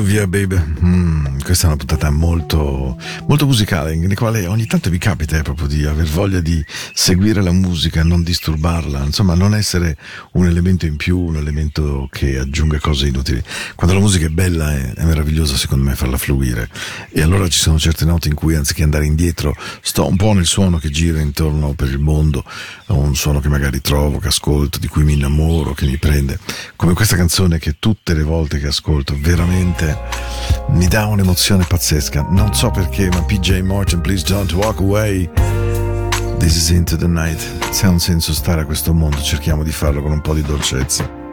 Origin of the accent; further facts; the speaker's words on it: Ticino, Switzerland; Dal Ticino